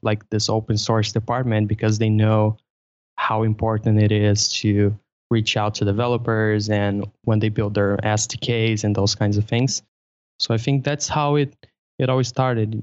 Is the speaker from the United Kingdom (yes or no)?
no; Brazil; English is a second language; I'm from Brazil